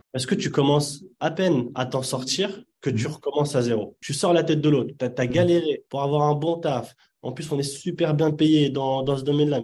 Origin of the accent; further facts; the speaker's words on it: Yvelines, Île-de-France, France; French is a second language; also born or lived in Casablanca, Morocco; je suis né à Casablanca. Je suis arrivé très jeune, à l'âge de, 5-6 ans. Et puis, j'ai grandi principalement dans, dans les Yvelines.